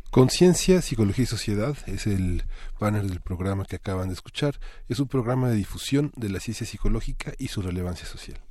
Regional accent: Mexico; somos mexicanos

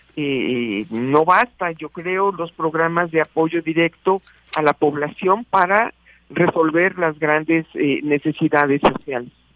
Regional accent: Mexico; como mexicanas y mexicanos

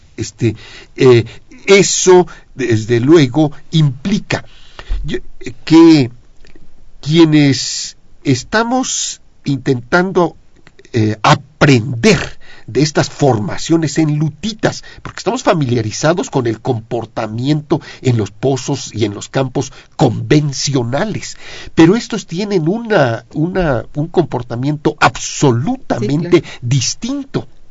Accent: Mexico; la situación contemporánea de nuestro país

